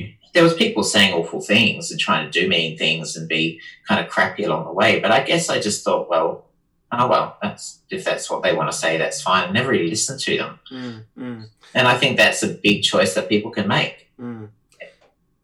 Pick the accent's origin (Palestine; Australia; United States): Australia; Adelaide, South Australia; moved away as an adult; also born or lived in London; now in Melbourne, Australia; I lived in Adelaide. I was from Adelaide